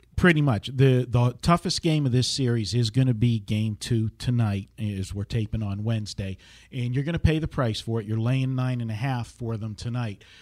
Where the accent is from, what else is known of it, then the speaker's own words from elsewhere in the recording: Pittsburgh, Pennsylvania, United States; now in Las Vegas, United States; my hometown team, the Pittsburgh Pirates